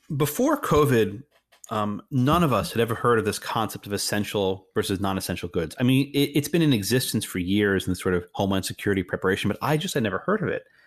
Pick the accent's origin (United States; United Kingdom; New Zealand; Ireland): United States; Texas; my home state of Texas